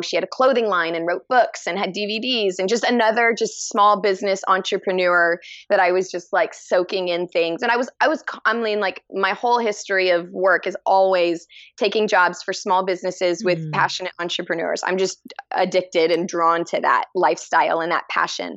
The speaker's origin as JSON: {"language": "English", "region": "Texas", "country": "United States", "tie": "born or raised there", "also_born_or_lived": "Dallas", "said": "I'm from Texas. I was born and raised in Texas, and I'm and currently in Texas"}